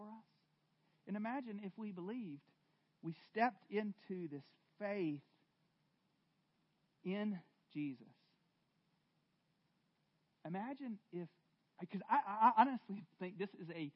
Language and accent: English; the South, United States; I'm from the South, and I had a very loving dad